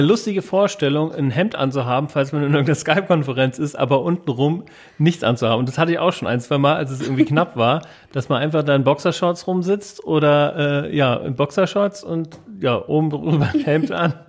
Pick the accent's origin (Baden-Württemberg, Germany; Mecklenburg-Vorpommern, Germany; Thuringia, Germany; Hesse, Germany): Hesse, Germany; Wiesbaden; bin hier geboren, hier ist in Wiesbaden